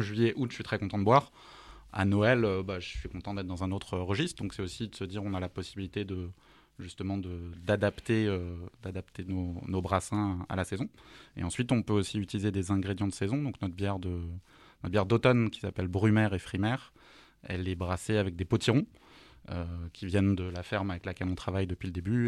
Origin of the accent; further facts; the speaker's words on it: Alsace, Grand Est, France; je suis alsacien d'origine